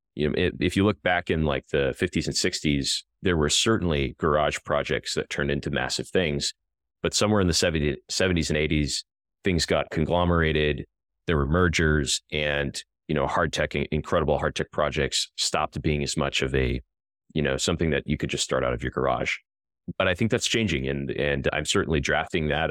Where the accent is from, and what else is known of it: a farm in the middle of Illinois, United States; born or raised there